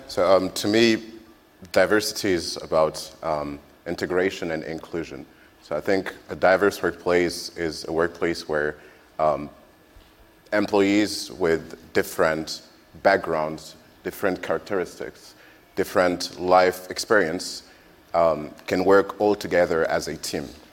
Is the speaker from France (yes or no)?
yes; France; now in Japan; I'm French